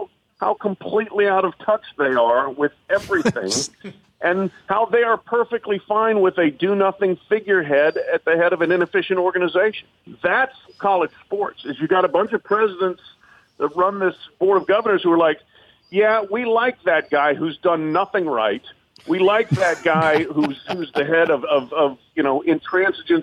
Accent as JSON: {"language": "English", "town": "Louisville", "region": "Kentucky", "country": "United States", "said": "We're from Louisville, Kentucky."}